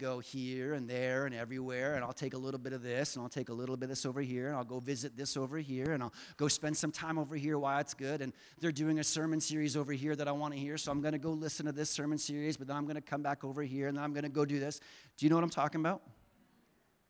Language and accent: English; the South, United States; moved away; I grew up in the South